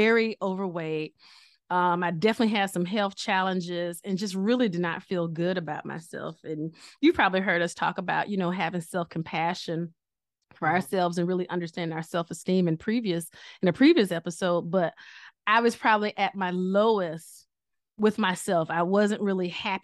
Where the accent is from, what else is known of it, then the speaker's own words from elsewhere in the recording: Picayune, Mississippi, United States; we all met up in Picayune, Mississippi, my hometown.